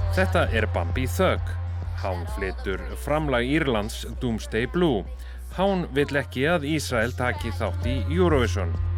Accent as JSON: {"language": "Icelandic", "country": "Iceland", "said": "við Íslendingar"}